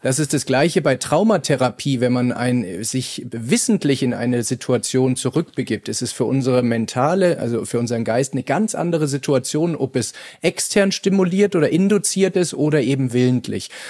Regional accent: Bavaria, Germany; wie es bei uns in Bayern heißt

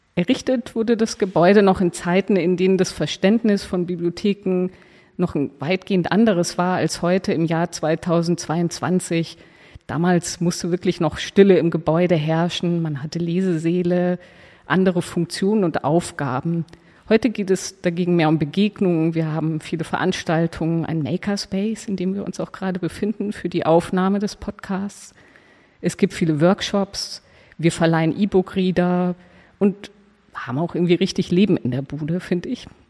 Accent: Munich, Bavaria, Germany; moved away as an adult; also born or lived in Belgium; now in Berlin, Germany; ich bin äh, geboren in München und auch aufgewachsen dort, zur Schule gegangen

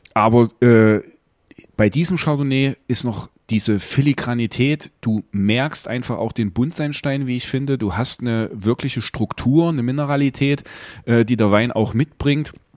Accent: Gera, Thuringia, Germany; hier in Gera, wo du gerade bist, äh, meiner Heimatstadt

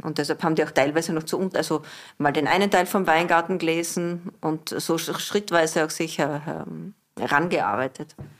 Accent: Southern Burgenland, Austria; also born or lived in Wolfsberg, Carinthia; now in Vienna, Austria; aufgewachsen im Südburgenland

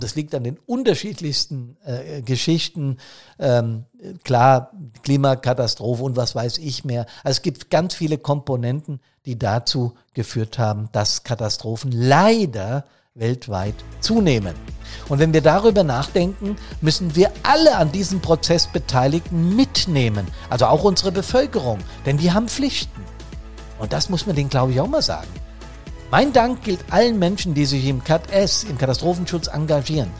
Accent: Hesse, Germany; das ist in Hessen, das ich jetzt beispielhaft als mein Heimatbundesland genommen habe

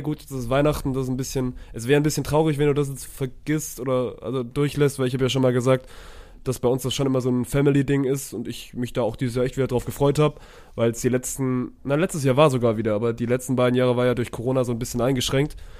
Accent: Swabia, Baden-Württemberg, Germany; ich als Schwabe

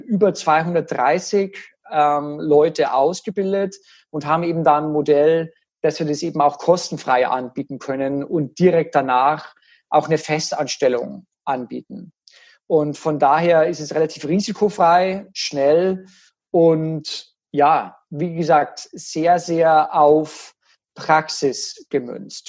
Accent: Germany

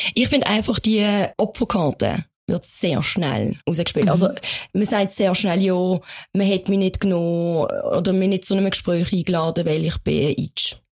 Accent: Basel, Basel-Stadt, Switzerland; bei uns in der Schweiz

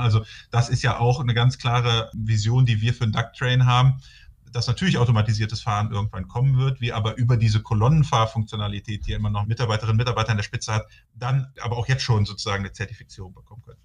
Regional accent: North Rhine-Westphalia, Germany; ich komme hier aus Nordrhein-Westfalen und bin dann in Aachen gelandet

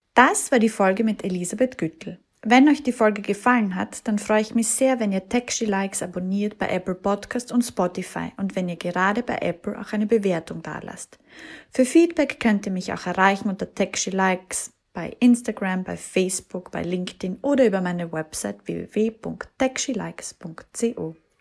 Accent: Feldbach, Styria, Austria; wir beide in Feldbach geboren

